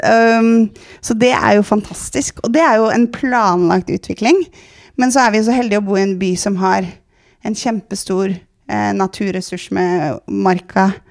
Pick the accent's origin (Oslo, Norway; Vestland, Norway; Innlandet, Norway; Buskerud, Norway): Oslo, Norway; jeg er jo vokst opp på Sankthanshaugen, så jeg er jo byjente